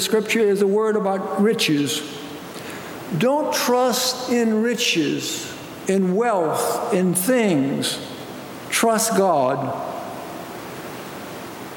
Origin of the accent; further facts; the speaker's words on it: United States; as American people